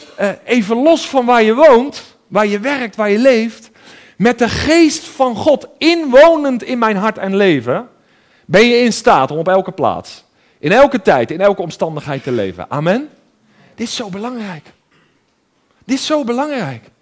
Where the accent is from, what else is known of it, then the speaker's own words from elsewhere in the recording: 's-Gravenzande, South Holland, Netherlands; ik ben opgegroeid in Schravenzand in het Westland, eh, een beetje tussen Den Haag en Hoek van Holland